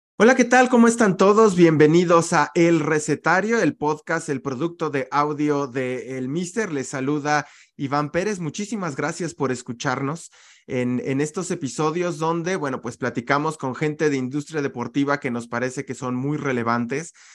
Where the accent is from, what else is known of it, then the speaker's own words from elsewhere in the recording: Mexico; como le decimos aquí en México